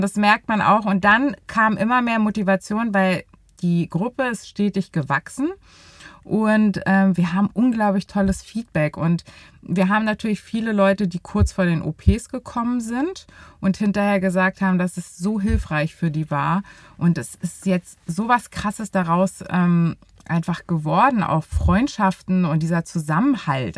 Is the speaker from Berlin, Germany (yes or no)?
yes; Berlin, Germany; Ich bin 34 Jahre alt und bin richtige Berlinerin